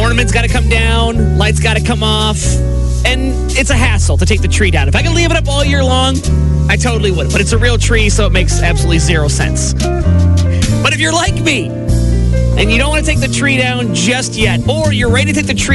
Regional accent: East Coast, United States; moved away; growing up on the East Coast, I fell in love with radio

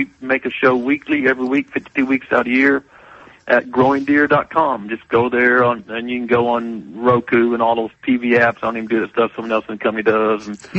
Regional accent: Missouri, United States; moved away as an adult; also born or lived in Georgia / South Carolina; I'm originally from Missouri

